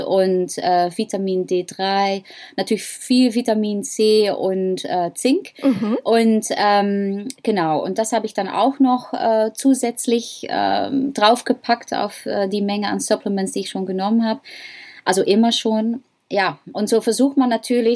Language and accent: German; Netherlands; accent: Dutch; German is a second language; moved away; ich habe ein holländisches Akzent